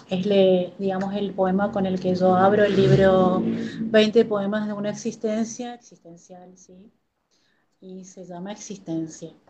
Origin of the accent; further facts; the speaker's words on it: Corrientes, Argentina; moved away as an adult; also born or lived in Formosa, Argentina; el año pasado me volví a Corrientes, a mi ciudad natal, pero tengo afectos, tengo amigos, eh, tengo dos hijos que nacieron en Formosa y tengo una conexión muy particular con la tierra formoseña